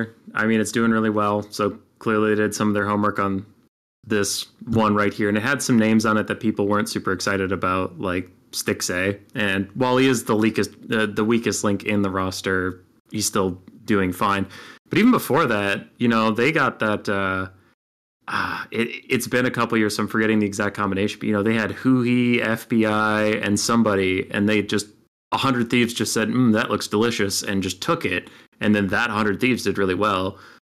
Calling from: Rochester, Minnesota, United States; Rochester, Minnesota.

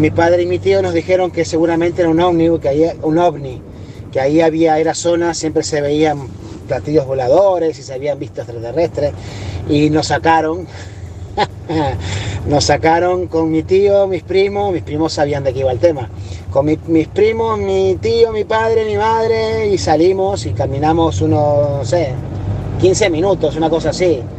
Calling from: Barcelona, Catalonia, Spain; aquí de Barcelona

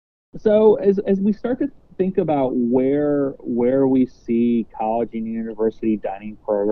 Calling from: Toronto, Ontario, Canada; I'm speaking from Toronto, and, you know, the differences in plate size from a restaurant here in Toronto versus what you see at a very similar restaurant in the U.S. is always quite amusing to me.

